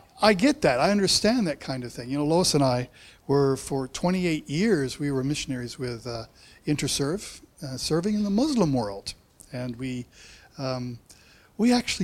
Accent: United States; moved away as an adult; now in New Zealand; I have this accent because I grew up in America

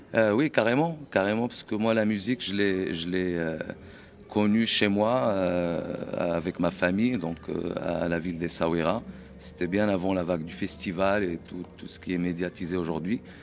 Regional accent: Essaouira, Marrakesh-Safi, Morocco; now in France; je suis originaire d'Essaouira, du Maroc.

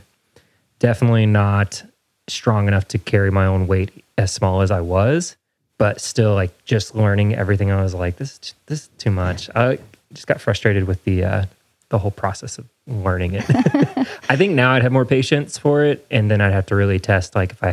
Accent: Indiana, United States; now in Nashville, United States; I grew up in Indiana

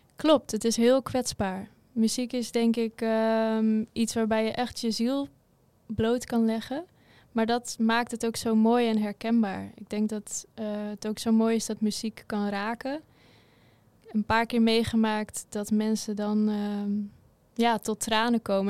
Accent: Assendelft, North Holland, Netherlands; moved away as an adult; also born or lived in Wageningen; now in Huissen, Netherlands; Ik kom uit Ozaan en dat ligt bij Amsterdam in de buurt. Daar ben ik opgegroeid

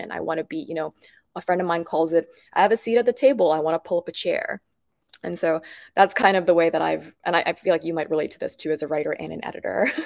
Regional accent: Bangkok, Thailand; growing up in Bangkok

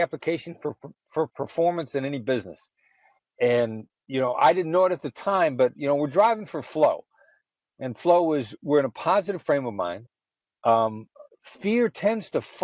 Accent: Iowa, United States; moved away; I grew up in Iowa. I'm a small town Midwestern guy, son of an entrepreneur

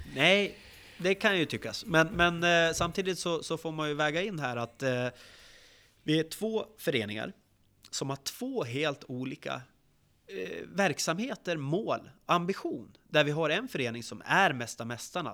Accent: Västerås, Västmanland, Sweden; Jag är född uppvuxen i, i Västerås och är VSK sen födseln.

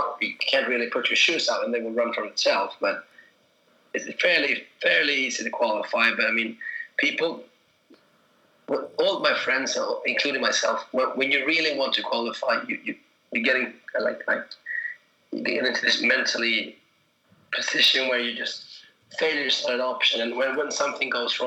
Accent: Stockholm, Stockholm County, Sweden; my hometown, Stockholm

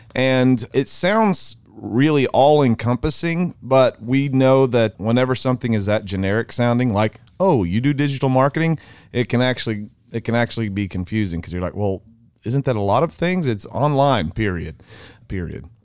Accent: Mineral Wells, United States; We're from Mineral Wells, America

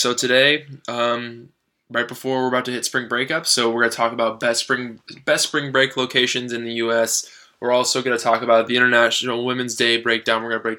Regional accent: San Diego, California, United States; moved away; My hometown, born San Diego, California.

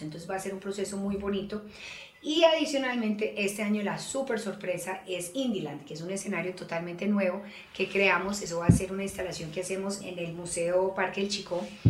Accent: Colombia; Nosotros, sobre todo en Colombia

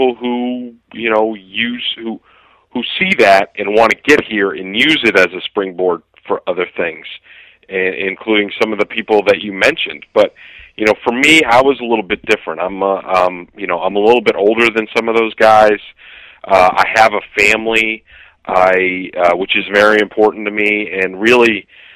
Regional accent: Boston, Massachusetts, United States; moved away as an adult; also born or lived in Milwaukee; I was coming home, I was going to the Boston Globe, I'm from here

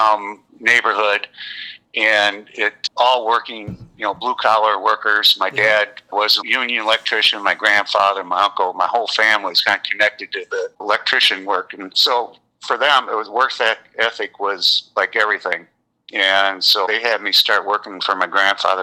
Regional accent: Kalamazoo, Michigan, United States; also born or lived in Lansing, Michigan; my hometown is in Kalamazoo

